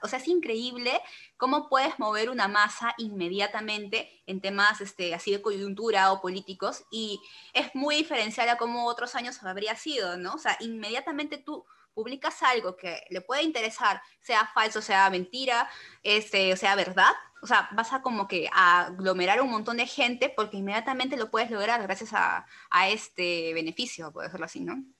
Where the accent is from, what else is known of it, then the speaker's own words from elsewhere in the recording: Peru; soy peruana